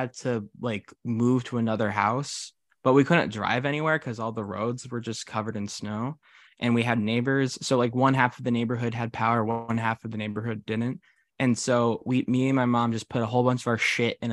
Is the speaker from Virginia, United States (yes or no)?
yes; Northern Virginia, United States; I grew up in Northern Virginia.